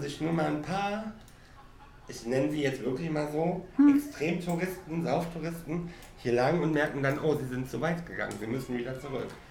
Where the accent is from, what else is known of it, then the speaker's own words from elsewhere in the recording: Cologne, North Rhine-Westphalia, Germany; now in Mallorca, Spain; Ich ähm, bin ja aus Köln